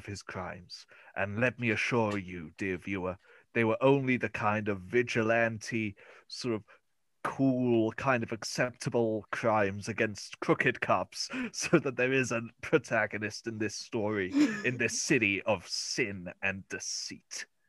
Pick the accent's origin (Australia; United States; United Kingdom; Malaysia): United Kingdom; England; I'm sorry. I'm English.